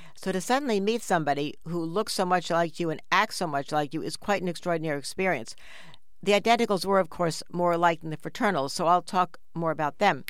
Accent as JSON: {"language": "English", "town": "New York City", "region": "New York", "country": "United States", "tie": "born or raised there", "said": "we grew up in New York City on the seventh floor of a big apartment building"}